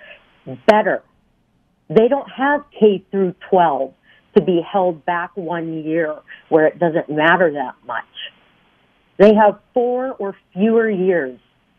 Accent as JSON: {"language": "English", "town": "Fargo", "region": "North Dakota", "country": "United States", "tie": "born or raised there", "moved": "as an adult", "lives_now": "Louisville, United States", "said": "I grew up in Fargo, North Dakota. We moved to Louisville in 2001"}